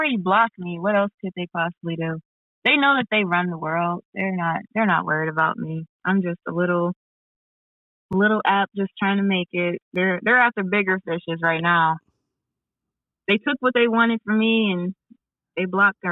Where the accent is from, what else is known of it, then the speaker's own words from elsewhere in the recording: Chicago, Illinois, United States; Chicago, my hometown